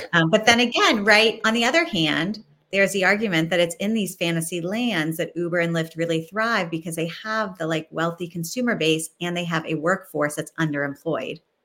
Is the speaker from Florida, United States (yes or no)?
no; Northeast Ohio, United States; now in Washington, D.C., United States; I'm from Northeast Ohio